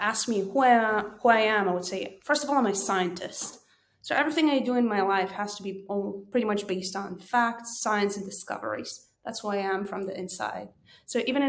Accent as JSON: {"language": "English", "country": "Israel", "tie": "born or raised there", "also_born_or_lived": "Kyiv, Ukraine", "said": "I was born in Kiev, Ukraine, immigrated to Israel when I was about four"}